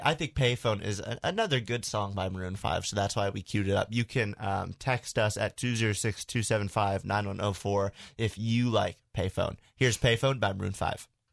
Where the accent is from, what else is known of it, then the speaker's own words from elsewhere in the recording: United States; I'm an American